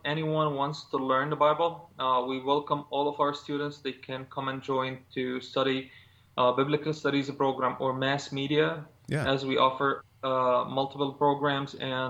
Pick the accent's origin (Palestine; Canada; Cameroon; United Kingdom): Palestine; Gaza, Gaza Strip; now in Bethlehem, Palestine; I was born in Gaza, which is the other half of the country. And now I'm living in Bethlehem, the West Bank, Palestinian territory